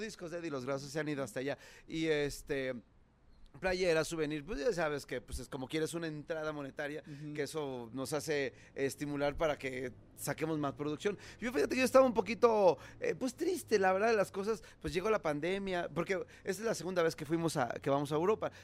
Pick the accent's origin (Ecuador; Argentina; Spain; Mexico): Mexico